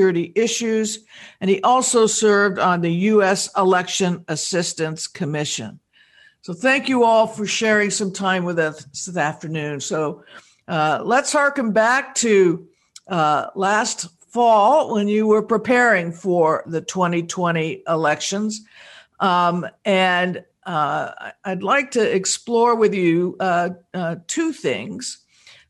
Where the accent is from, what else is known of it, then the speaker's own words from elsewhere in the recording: Arizona, United States; from my home state of Arizona